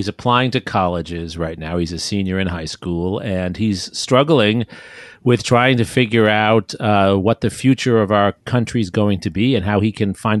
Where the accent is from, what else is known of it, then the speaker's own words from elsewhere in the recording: New York City, New York, United States; moved away as an adult; now in Austin, United States; I grew up in New York City. I went to public schools in New York City. I was fortunate enough to get admitted to one of the magnet public schools, Stuyvesant High School. And my parents, working class people